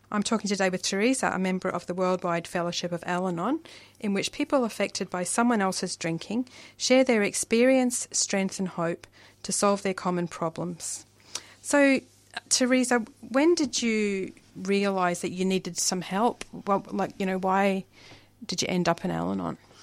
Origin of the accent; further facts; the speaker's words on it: Glasgow, Scotland, United Kingdom; now in Australia; I'm from Glasgow